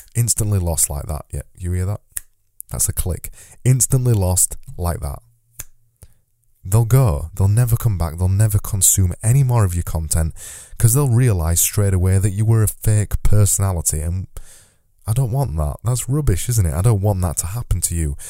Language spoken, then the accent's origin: English; Yorkshire and the Humber, United Kingdom; accent: Yorkshire; my Yorkshire accent means that I extend my vowels